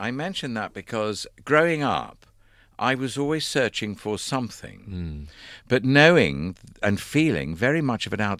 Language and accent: English; London, United Kingdom; Yes, because I was born in London.